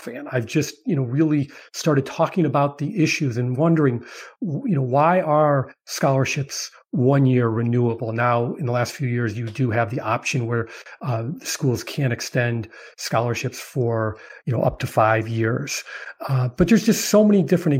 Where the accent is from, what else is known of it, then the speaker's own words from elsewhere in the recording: Chicago, Illinois, United States; I'm from Chicago